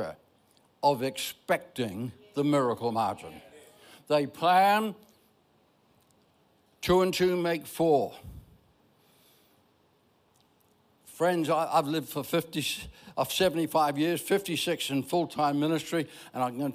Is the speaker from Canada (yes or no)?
no; Ireland; I'm Irish